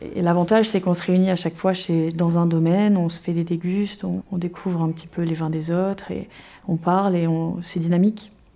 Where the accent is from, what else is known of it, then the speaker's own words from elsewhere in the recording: Cairanne, Provence-Alpes-Côte d'Azur, France; J'ai grandi à Kéran